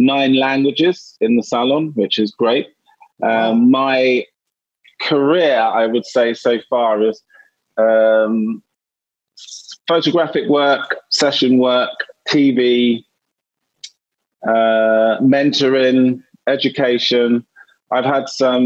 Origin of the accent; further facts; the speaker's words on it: London, United Kingdom; I was born in East London, and for those of you who don't know England, East London is one of the hardest areas to grow up